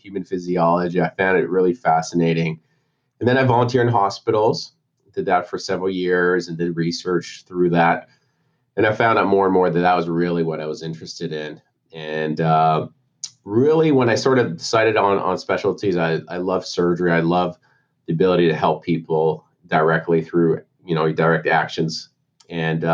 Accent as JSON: {"language": "English", "town": "Montreal", "region": "Quebec", "country": "Canada", "tie": "born or raised there", "also_born_or_lived": "Texas", "moved": "as an adult", "lives_now": "Tampa, United States", "said": "born and raised in Montreal, Canada. So I'm a Canuck at heart."}